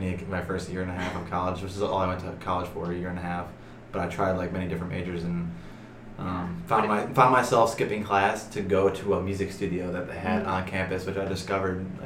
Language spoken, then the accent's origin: English; Chicago, Illinois, United States; Born and raised in Chicago